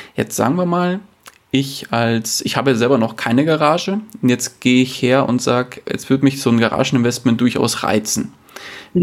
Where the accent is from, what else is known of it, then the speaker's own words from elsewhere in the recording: near Munich, Bavaria, Germany; bin ich aus der Nähe von München